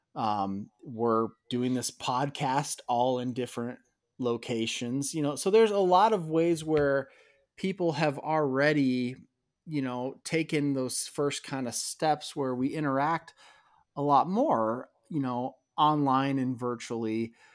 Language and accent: English; outside Chicago, Illinois, United States; I grew up outside Chicago